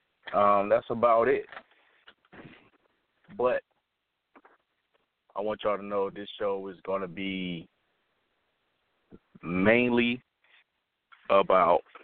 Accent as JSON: {"language": "English", "town": "Cleveland", "region": "Ohio", "country": "United States", "tie": "born or raised there", "moved": "yes", "said": "my hometown, Cleveland, Ohio."}